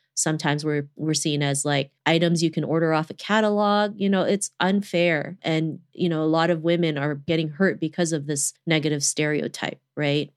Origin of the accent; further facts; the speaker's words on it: Toronto, Ontario, Canada; growing up in Toronto